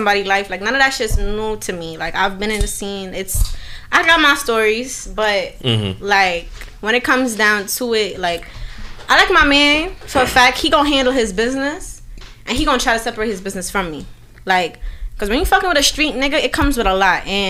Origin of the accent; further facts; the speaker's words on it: New York City, New York, United States; I'm from Harlem and Brooklyn. Like, I don't know how to describe it. You know, like, time was split between the two